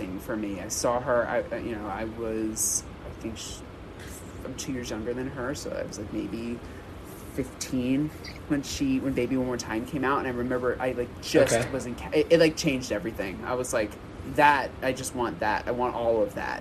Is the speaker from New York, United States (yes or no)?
yes; New York City, New York, United States; now in Philadelphia, United States; I'm originally from Brooklyn, New York, and I am located in Philadelphia